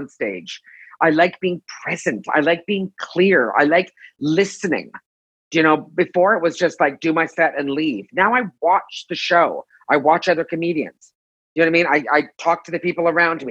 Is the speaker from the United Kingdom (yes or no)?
no; Toronto, Ontario, Canada; moved away as an adult; now in Los Angeles, United States; I'm from Canada. I'm from Toronto. So you're going to hear me say aboot a lot. And I moved